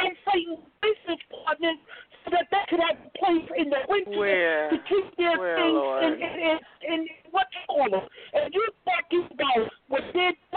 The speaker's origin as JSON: {"language": "English", "town": "New York City", "region": "New York", "country": "United States", "tie": "born or raised there", "said": "I grew up in Harlem. I've lived in Harlem all of my life"}